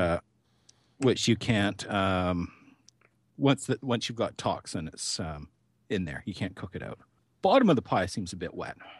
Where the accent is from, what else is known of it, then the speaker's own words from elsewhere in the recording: Canada; as a Canadian